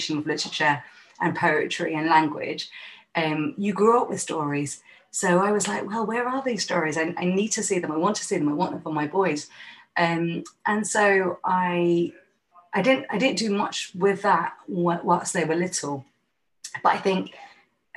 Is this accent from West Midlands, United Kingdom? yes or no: no; London, United Kingdom; now in Manchester, United Kingdom; being a Londoner at that time